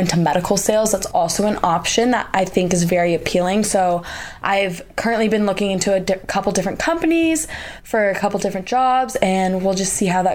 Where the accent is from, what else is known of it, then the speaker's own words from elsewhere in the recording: Oregon, United States; moved away as an adult; now in Salt Lake City, United States; I'm from Oregon, and I wanted to go out of state.